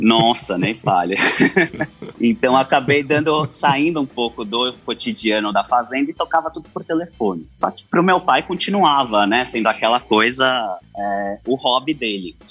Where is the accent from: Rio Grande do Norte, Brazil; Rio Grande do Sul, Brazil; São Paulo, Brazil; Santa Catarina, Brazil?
São Paulo, Brazil; also born or lived in Jaú; eu nasci, acabei nascendo em São Paulo, né? toda a minha vida eu morei lá